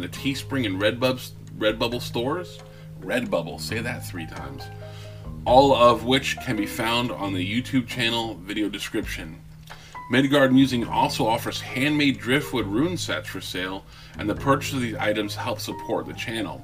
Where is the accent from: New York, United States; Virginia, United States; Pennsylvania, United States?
Pennsylvania, United States; moved away; I'm from Pennsylvania.